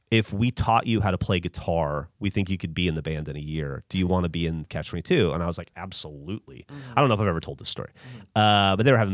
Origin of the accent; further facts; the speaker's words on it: Alabama, United States; also born or lived in Florida / Louisiana; now in Austin, United States; Growing up in Alabama and Florida a little bit and Louisiana, I felt like such an outcast and so not of the place.